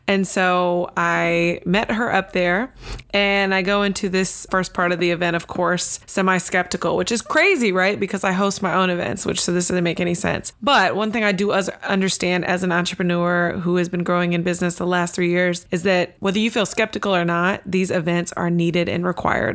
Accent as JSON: {"language": "English", "town": "Tampa", "region": "Florida", "country": "United States", "said": "I'm from Tampa"}